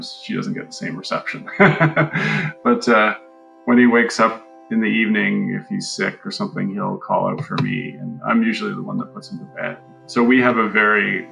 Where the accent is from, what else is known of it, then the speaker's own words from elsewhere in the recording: Canada; We're Canadian